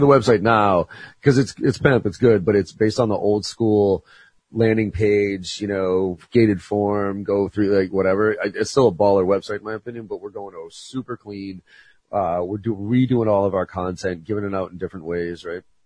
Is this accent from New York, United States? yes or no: no; Boston, Massachusetts, United States; I'm a Bostonian through and through